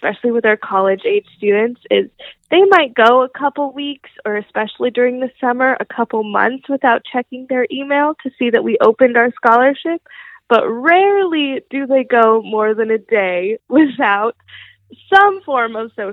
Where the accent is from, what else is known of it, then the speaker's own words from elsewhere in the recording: Las Vegas, Nevada, United States; growing up in Las Vegas, you're always told the house always wins